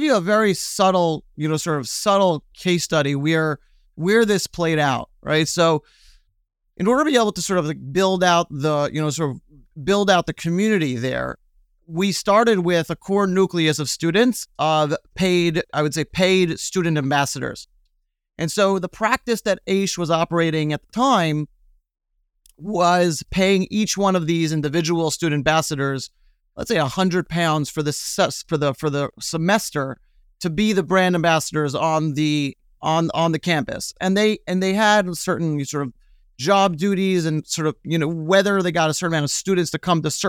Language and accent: English; Brooklyn, New York, United States; In Brooklyn. I grew up in Brooklyn.